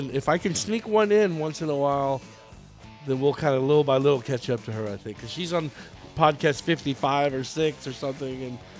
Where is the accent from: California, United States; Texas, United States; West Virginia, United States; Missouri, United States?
Texas, United States; Austin; also born or lived in Williamson County, Texas; I live in Williamson County now. And I grew up in North Austin